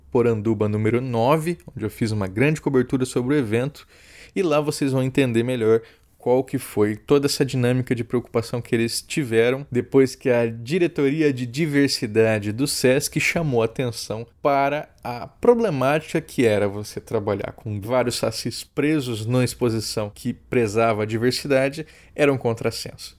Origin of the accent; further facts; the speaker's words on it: Campo Grande, Mato Grosso do Sul, Brazil; em Campo Grande, na minha cidade natal